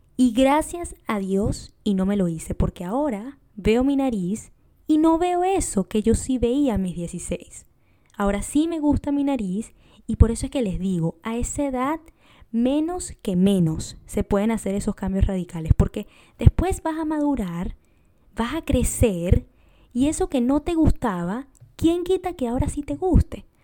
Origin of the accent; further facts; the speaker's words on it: Venezuela; moved away; yo soy de Venezuela